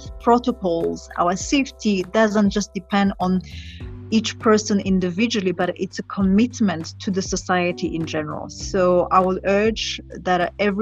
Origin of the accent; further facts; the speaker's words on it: Burundi; I was exposed to nature, to travel through my father when I was growing up in Burundi. So I was given an opportunity to discover my country